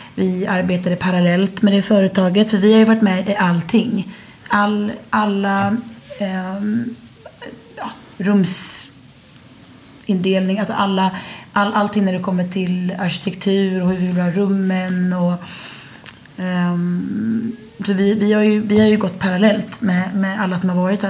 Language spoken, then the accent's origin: Swedish; Sweden; moved away as an adult; now in France; Och jag var hemma i Sverige